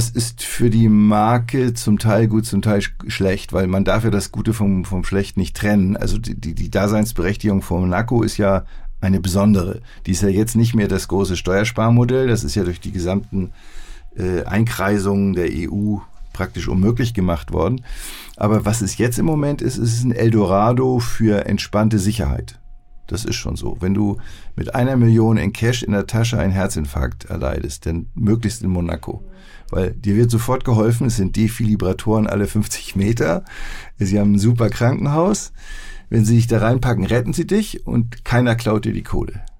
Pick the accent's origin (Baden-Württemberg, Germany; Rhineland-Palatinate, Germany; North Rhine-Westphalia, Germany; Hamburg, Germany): Hamburg, Germany; Ich bin ein Hamburger.